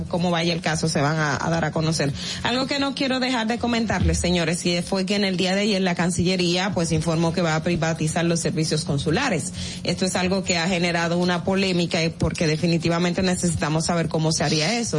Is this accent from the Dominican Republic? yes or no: yes; Independencia, Dominican Republic; la provincia Independencia de donde yo soy